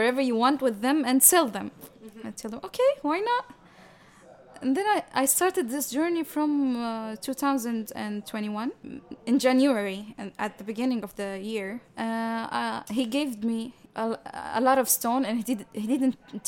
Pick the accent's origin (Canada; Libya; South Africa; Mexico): Libya; I am originally from Libya.